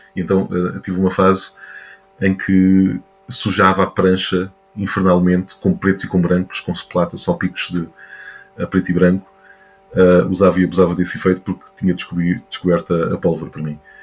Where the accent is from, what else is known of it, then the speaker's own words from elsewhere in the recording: Montijo, Lisbon, Portugal; nasci em Lisboa, mas sempre vivi no Montijo